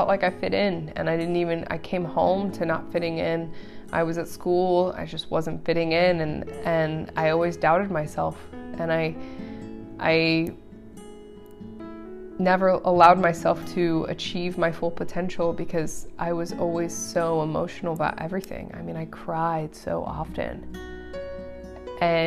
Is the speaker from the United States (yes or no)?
yes; Aurora, Colorado, United States; I was born in Aurora, Colorado.